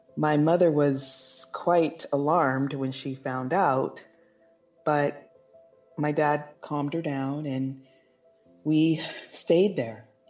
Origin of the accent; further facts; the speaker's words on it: Los Angeles, California, United States; also born or lived in Oakland, California / South Pasadena, California; I was born in Los Angeles, California in the year 1970